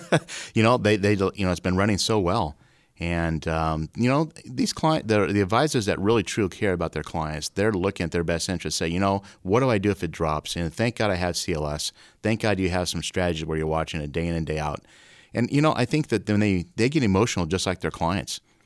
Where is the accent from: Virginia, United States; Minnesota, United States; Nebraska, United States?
Nebraska, United States; Omaha; moved away as an adult; also born or lived in Iowa; I grew up in Omaha